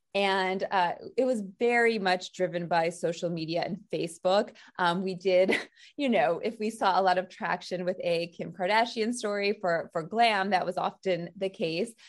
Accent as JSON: {"language": "English", "town": "St. Louis", "region": "Missouri", "country": "United States", "moved": "as an adult", "lives_now": "New York, United States", "said": "I'm from Saint Louis, Missouri"}